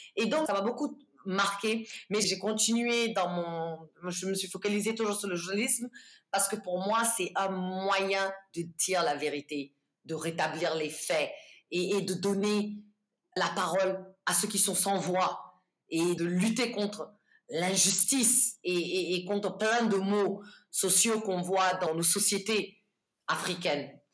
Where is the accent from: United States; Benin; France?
United States; moved away as an adult; also born or lived in Houston; now in Guinea; j'ai vécu toute mon enfance, euh, presque la majorité de mon adolescence et de, de, ma jeunesse euh, aux États-Unis